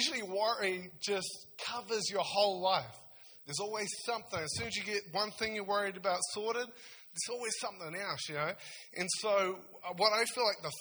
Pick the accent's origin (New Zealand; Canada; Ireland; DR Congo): New Zealand; South Taranaki; now in Nelson, New Zealand; I'm from Taranaki originally, so around South Taranaki, so I'm real excited to go home